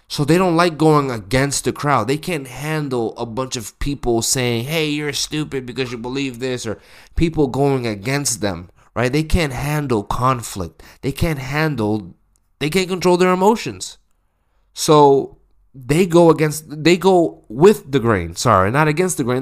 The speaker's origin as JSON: {"language": "English", "region": "the West", "country": "United States", "said": "I'm from America. I'm, I'm from the West."}